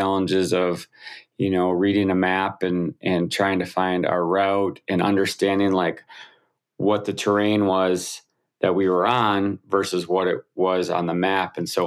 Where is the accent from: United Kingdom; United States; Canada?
United States; Wisconsin; I grew up in the Midwest of the United States, Wisconsin